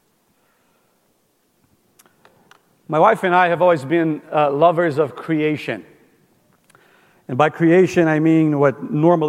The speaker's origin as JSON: {"language": "English", "country": "Brazil", "tie": "born or raised there", "moved": "yes", "said": "we grew up in Brazil, my wife"}